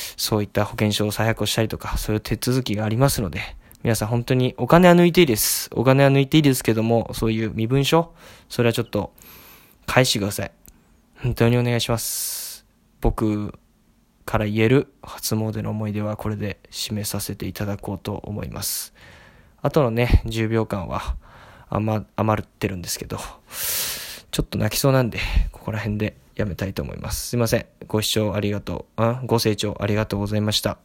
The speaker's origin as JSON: {"language": "Japanese", "area": "area around Zojoji temple", "region": "Tokyo", "country": "Japan", "tie": "born or raised there", "said": "増上寺っていうのがもともと私の地元に面している寺でですね"}